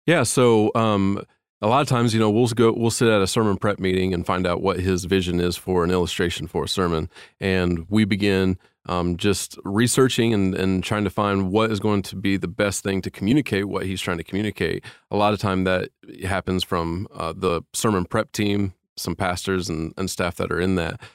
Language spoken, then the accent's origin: English; Indiana, United States; moved away as an adult; I'm from Indiana, and my family and I came here four years ago